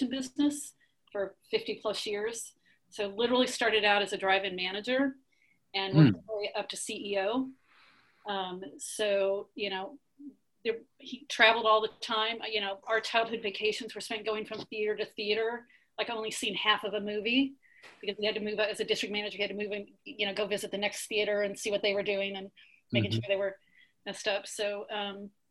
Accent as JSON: {"language": "English", "town": "Kansas City", "region": "Missouri", "country": "United States", "tie": "born or raised there", "also_born_or_lived": "Wichita, Kansas", "said": "I am from Kansas City"}